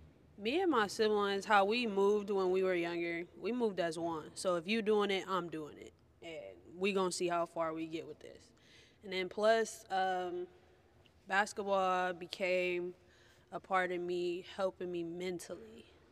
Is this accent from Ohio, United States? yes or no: yes; Cleveland, Ohio, United States; I'm from Cleveland, Ohio.